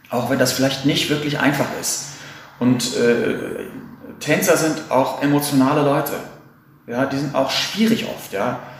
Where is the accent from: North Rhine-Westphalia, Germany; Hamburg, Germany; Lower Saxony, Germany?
Hamburg, Germany; Ich komme aus Hamburg